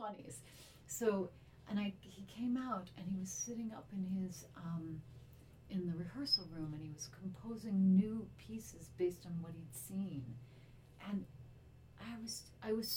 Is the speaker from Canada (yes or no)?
no; Cleveland, Ohio, United States; I grew up in Cleveland